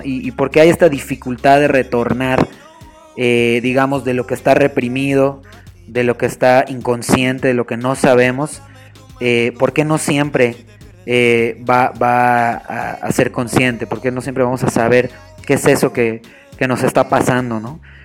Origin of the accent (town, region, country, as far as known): Mexico